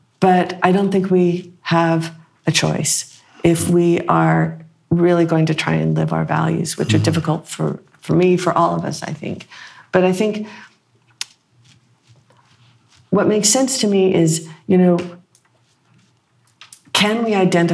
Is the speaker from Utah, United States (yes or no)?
yes; Utah, United States